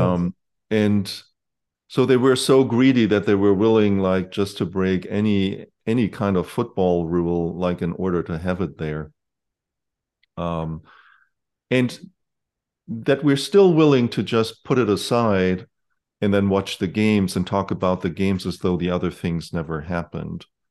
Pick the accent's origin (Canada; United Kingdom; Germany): Germany; moved away; when I grew up in Germany